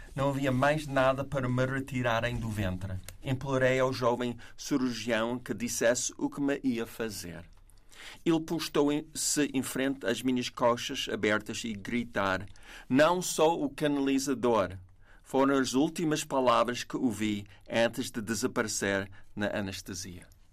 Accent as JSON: {"language": "Portuguese", "country": "United States", "moved": "yes", "said": "como americano"}